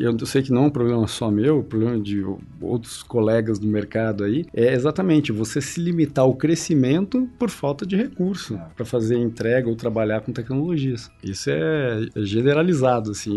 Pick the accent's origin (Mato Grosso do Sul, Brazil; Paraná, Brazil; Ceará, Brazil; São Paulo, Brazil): Paraná, Brazil; Curitiba; eu nasci em Curitiba